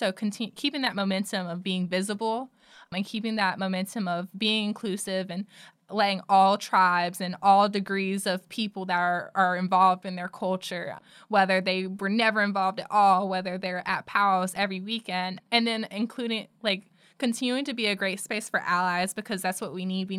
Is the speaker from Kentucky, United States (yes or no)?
no; Pembroke, North Carolina, United States; moved away as an adult; now in Chapel Hill, United States; being Indian was to me, because growing up in Robeson County, when you're surrounded by everybody that looks like you